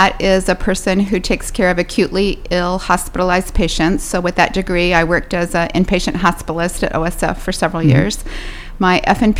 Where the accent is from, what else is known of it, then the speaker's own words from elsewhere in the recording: Pekin, Illinois, United States; I was raised here in Pekin